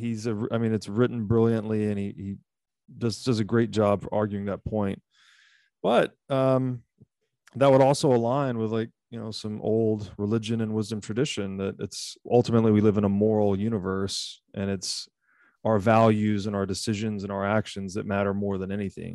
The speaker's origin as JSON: {"language": "English", "region": "Tennessee", "country": "United States", "said": "I'm from Tennessee, so I'm very, I have a hi, great deal of affinity for the American South"}